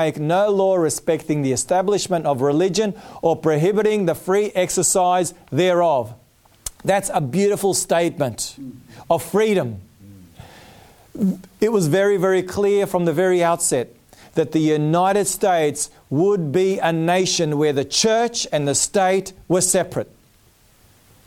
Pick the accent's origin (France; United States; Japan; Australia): Australia; Melbourne, Victoria; Melbourne, indeed, my hometown. I was born in Melbourne